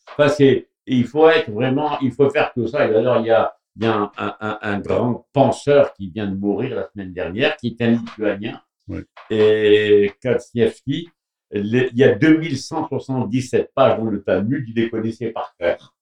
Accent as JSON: {"language": "French", "country": "Morocco", "moved": "yes", "said": "je viens du Maroc"}